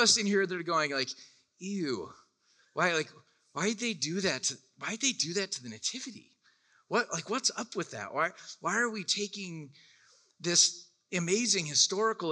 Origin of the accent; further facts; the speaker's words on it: Orlando, Florida, United States; I'm from Orlando, Florida